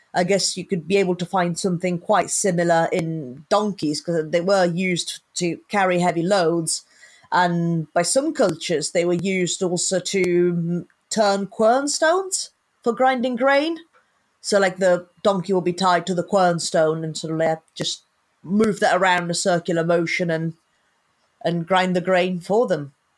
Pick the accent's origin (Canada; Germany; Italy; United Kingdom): Italy; Sicily; I'm originally from Sicily